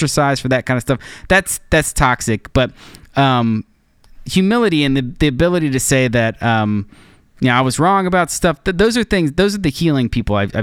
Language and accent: English; United States; as an American Christian